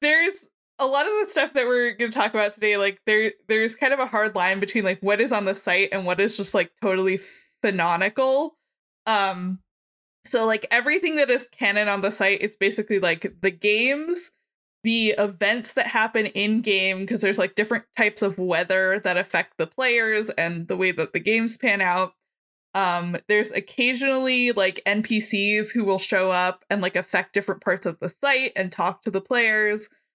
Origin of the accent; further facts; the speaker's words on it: Maryland, United States; I am from Maryland. I live in Baltimore County.